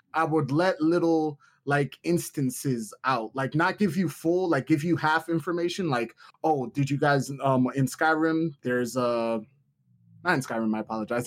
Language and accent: English; New York, United States; I'm from from New York